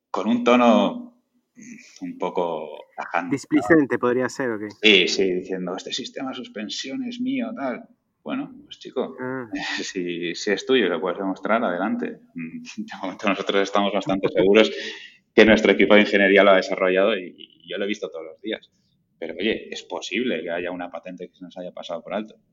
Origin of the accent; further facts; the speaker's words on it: Valencia, Valencian Community, Spain; now in Elche, Spain; De, yo soy de Valencia, eh, me fui a vivir a, Elche, a Alicante